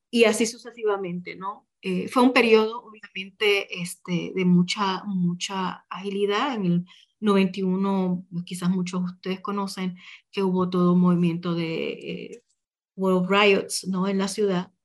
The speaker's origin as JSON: {"language": "Spanish", "country": "Puerto Rico", "moved": "yes", "said": "desde donde yo venía, ¿verdad? Muy desde la puertorriqueñidad"}